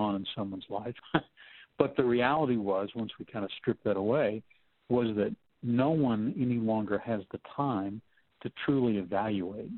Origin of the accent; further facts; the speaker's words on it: Texas, United States; I'm from Texas